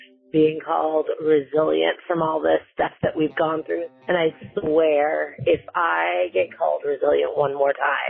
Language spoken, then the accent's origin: English; New Iberia, Louisiana, United States; now in New Orleans, United States; I'm from New Iberia originally. I live in New Orleans now.